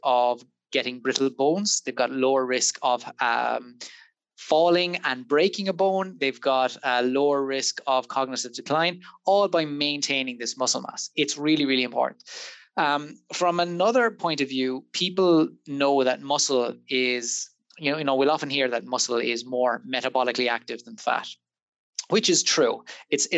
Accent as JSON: {"language": "English", "town": "Waterford", "region": "Munster", "country": "Ireland", "moved": "as an adult", "lives_now": "Liverpool, United Kingdom", "said": "in case the accent didn't give it away, I'm not from Liverpool originally. I'm from Waterford"}